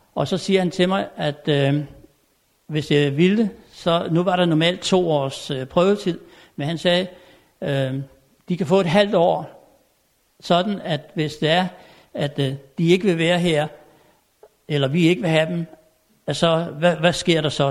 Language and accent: Danish; Tommerup, Southern Denmark, Denmark; moved away; jeg er født og opvokset ovre på Fyn i en lille stationsby, der hedder Tommerup